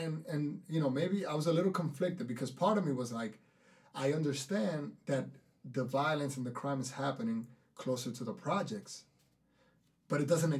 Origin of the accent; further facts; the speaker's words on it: Dominican Republic; accent: thick Dominican; my thick Dominican accent